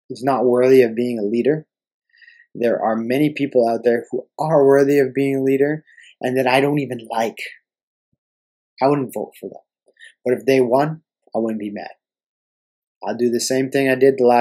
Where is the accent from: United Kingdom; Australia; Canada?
Canada; I'm a fucking Canadian. I love being a Canadian and I love living here.